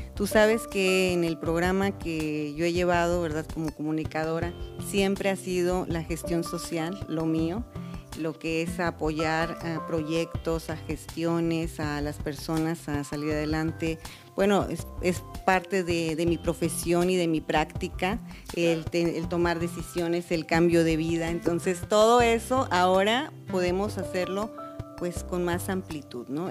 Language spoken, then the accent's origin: Spanish; Matamoros, Tamaulipas, Mexico; born or raised there